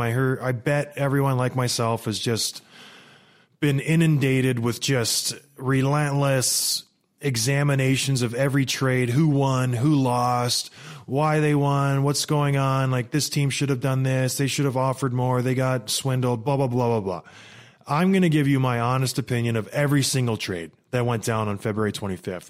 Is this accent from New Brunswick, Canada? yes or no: no; St. Catharines, Ontario, Canada; moved away; also born or lived in Edmonton, Alberta; I was born in Edmonton, raised in Saint Catharines.